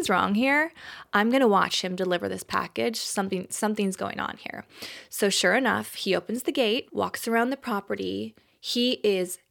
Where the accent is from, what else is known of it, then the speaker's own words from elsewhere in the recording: Texas, United States; moved away; I grew up in Texas